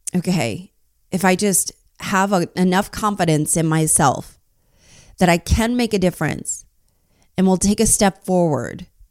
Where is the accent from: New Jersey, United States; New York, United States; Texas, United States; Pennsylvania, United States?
New Jersey, United States; I grew up in New Jersey too